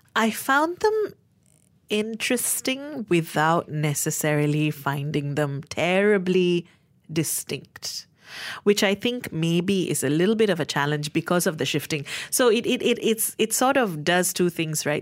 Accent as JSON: {"language": "English", "country": "Malaysia", "said": "as a Malaysian reader"}